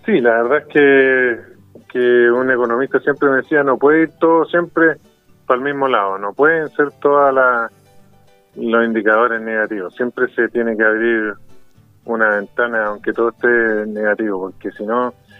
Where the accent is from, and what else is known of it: Chile